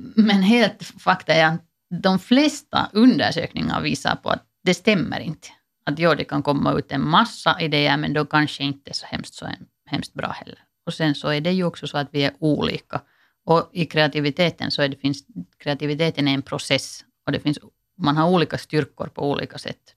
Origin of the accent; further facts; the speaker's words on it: Finland; som finländare